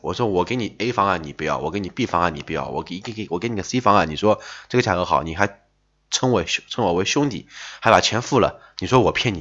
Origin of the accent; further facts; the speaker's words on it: Shanghai, China; 我们说上海话说拉缸其实就是吹牛的意思